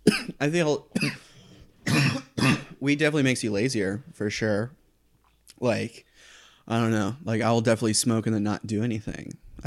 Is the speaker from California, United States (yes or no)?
no; Titusville, Florida, United States; moved away as an adult; also born or lived in Orlando, Florida; I'm from a city called Titusville, and it's on the Space Coast. Mm. And I grew up there and went to high school there. And I went to college in Orlando, Florida.